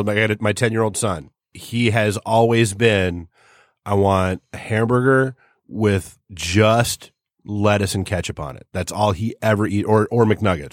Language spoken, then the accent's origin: English; New England, United States; moved away; also born or lived in Washington, D.C.; when I was a kid, I grew up in, uh, you know, New England